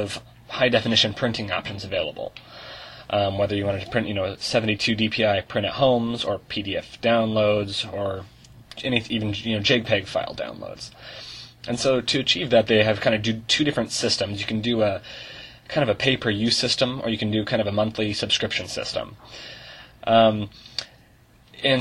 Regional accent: Portland, Oregon, United States; I'm from Portland, Oregon.

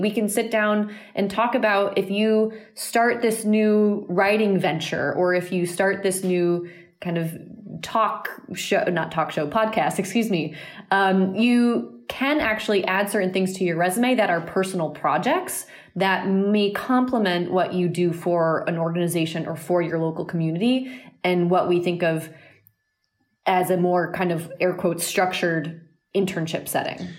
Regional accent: southern Vermont, United States; I'm from a pretty rural small town in southern Vermont.

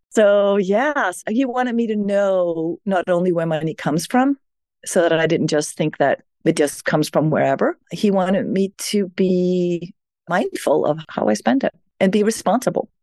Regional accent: Denmark; moved away as an adult; now in New York, United States; I was born in Denmark. So I grew up in a well-being society

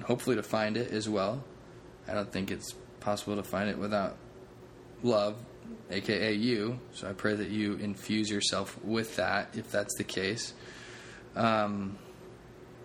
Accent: United States; I'm an American through and through

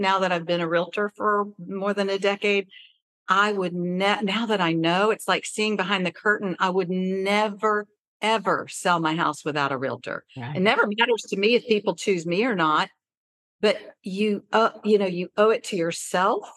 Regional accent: Decatur, Georgia, United States; I grew up in Decatur.

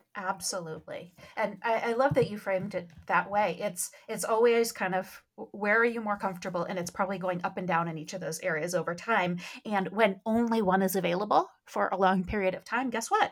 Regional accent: Midwest, United States; I grew up in the Midwest

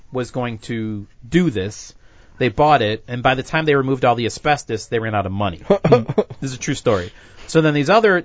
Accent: Illinois, United States; I'm from Illinois

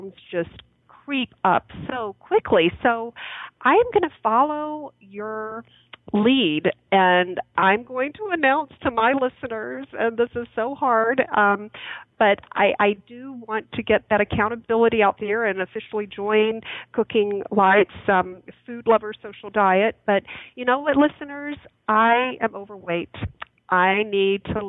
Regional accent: Birmingham, Alabama, United States; moved away; I grew up in Birmingham, Alabama

